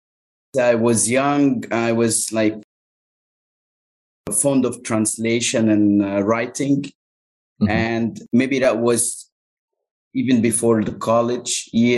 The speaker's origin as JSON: {"language": "English", "town": "Cairo", "region": "Cairo Governorate", "country": "Egypt", "tie": "born or raised there", "first_language": "Arabic", "second_language": "English", "said": "Cairo is my hometown."}